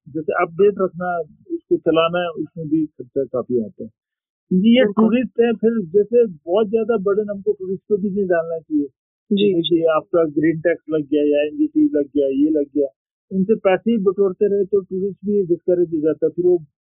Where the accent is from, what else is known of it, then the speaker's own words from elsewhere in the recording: Lahaul, Himachal Pradesh, India; also born or lived in Manali; मैं लाहौल से बिलोंग करता हूँ